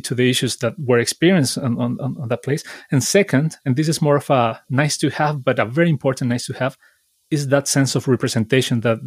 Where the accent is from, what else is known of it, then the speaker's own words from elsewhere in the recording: Chile; now in United Kingdom; I'm from Chile